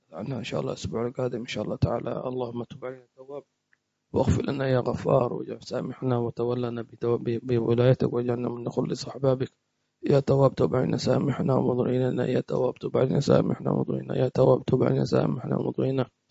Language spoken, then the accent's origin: Arabic; Hadhramaut, Yemen; عندنا في حضرموت